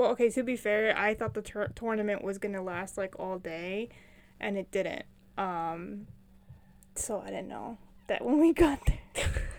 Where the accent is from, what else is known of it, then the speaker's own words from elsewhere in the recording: New Jersey, United States; Jersey girls all the way.